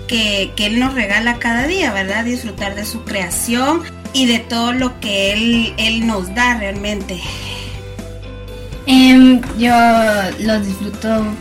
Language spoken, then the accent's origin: Spanish; Guatemala; soy de Guatemala.